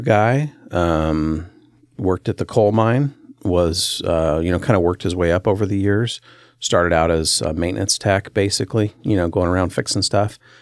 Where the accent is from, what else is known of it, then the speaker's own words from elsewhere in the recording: Centralia, Washington, United States; I grew up in a little town um, smack dab between Portland and Seattle, right on Interstate five